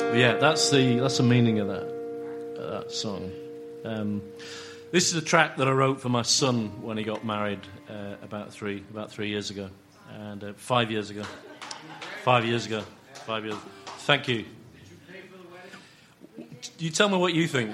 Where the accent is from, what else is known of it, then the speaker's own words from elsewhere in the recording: England, United Kingdom; we as the English